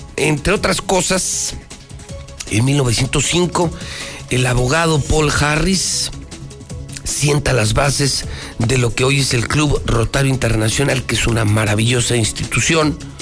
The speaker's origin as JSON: {"language": "Spanish", "region": "Aguascalientes", "country": "Mexico"}